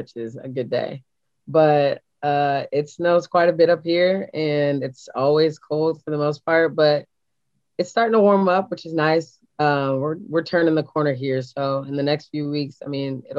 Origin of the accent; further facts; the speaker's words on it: Kansas City, United States; I'm originally from Kansas City